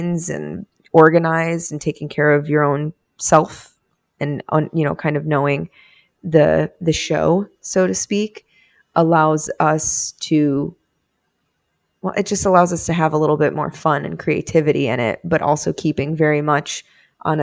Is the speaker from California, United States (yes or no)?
no; Boca Raton, Florida, United States; accent: Boca; I'm from Boca